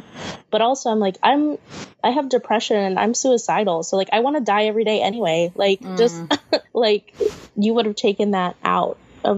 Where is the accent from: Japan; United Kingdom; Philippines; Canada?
Philippines; nobody ever clocks me as Filipino. They always think I'm like Latina.